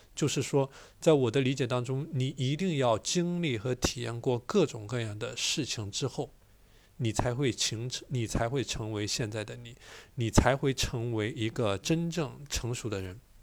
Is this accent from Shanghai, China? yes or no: no; a small town in Chongqing, China; 我从重庆的一个小镇来到了重庆最好的高中之一